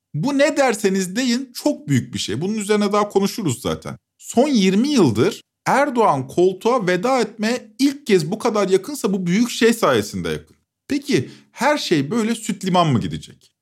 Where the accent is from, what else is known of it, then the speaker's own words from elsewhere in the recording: İzmir, Turkey; ben İzmir'de büyüdüm.